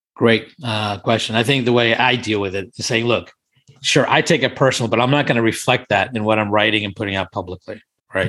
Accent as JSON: {"language": "English", "country": "India", "tie": "born or raised there", "also_born_or_lived": "Thailand", "moved": "yes", "lives_now": "Washington, D.C., United States", "said": "I'm Indian originally from, born in India"}